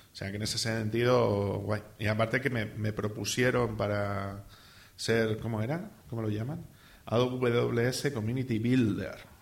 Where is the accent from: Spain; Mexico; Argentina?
Spain; Salamanca, Castile and León; yo vengo de Salamanca, donde todo es antiguo